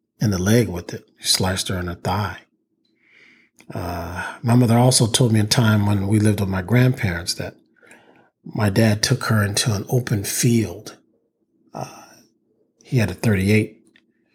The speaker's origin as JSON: {"language": "English", "town": "East Palo Alto", "region": "California", "country": "United States", "tie": "born or raised there", "said": "We grew up in East Palo Alto, California, a predominantly African-American neighborhood south of San Francisco."}